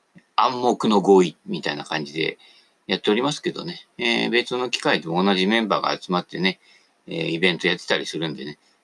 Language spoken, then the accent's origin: Japanese; Sagamihara, Kanagawa, Japan; 俺神奈川でね、相模原で生まれた